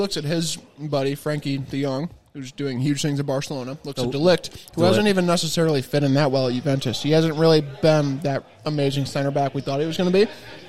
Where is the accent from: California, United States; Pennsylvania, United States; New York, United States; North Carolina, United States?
New York, United States; upstate; I'm from New York, and I'm like, dude, come on. But I'm basically from Canada.